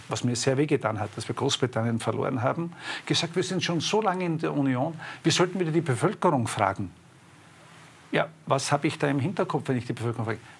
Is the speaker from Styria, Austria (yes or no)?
yes; Styria, Austria; bin ein Steirer, wir nennen diese Messer Feitel